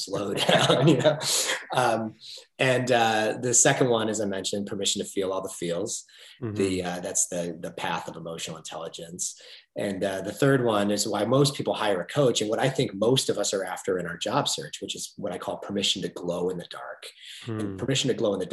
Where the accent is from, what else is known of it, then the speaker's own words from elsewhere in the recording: United States; the great biographies of business leaders that I grew up on in America